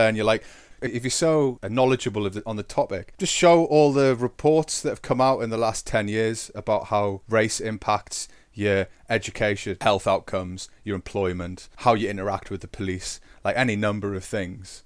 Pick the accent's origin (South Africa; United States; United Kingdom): United Kingdom; England; we are English. Different types of English, but English for sure